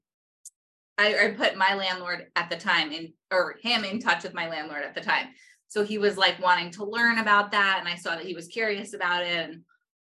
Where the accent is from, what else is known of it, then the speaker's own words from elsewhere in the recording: New York, United States; moved away; I was from New York